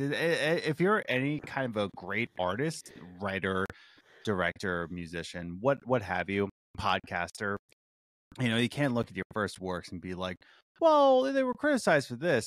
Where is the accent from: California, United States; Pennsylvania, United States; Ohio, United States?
Pennsylvania, United States; Philadelphia; my hometown of Philly